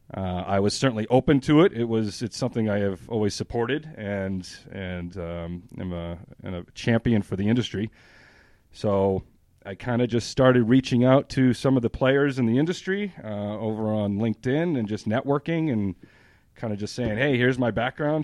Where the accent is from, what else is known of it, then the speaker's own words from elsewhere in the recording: New Hampshire, United States; moved away as an adult; I'm from New Hampshire, born and raised.